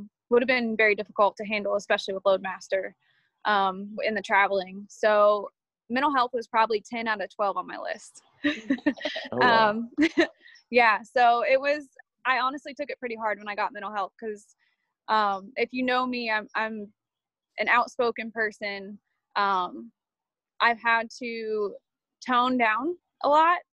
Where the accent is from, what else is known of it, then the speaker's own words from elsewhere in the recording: Indiana, United States; moved away as an adult; also born or lived in Columbus, Georgia; I was born in Indiana, raised in Indiana